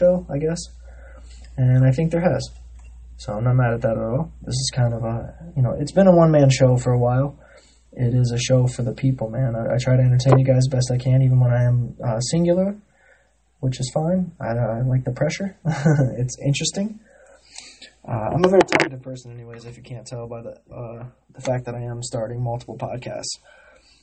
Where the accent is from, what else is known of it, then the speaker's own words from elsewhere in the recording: United States; being an American